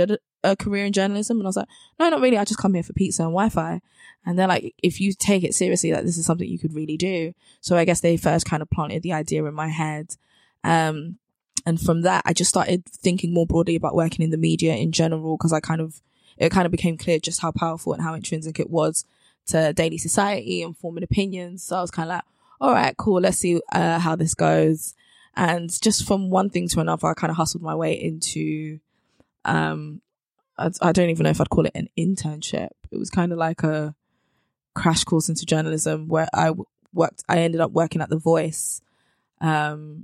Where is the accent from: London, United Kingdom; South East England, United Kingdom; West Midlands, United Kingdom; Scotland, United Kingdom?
London, United Kingdom; also born or lived in Bristol; So I'm from South London. So I was frequently like back and forth between uni and home. And I grew up in Brixton.